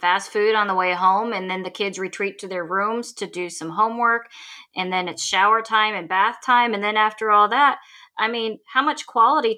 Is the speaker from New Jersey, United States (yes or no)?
no; Indiana, United States; moved away; I'm from Indiana originally.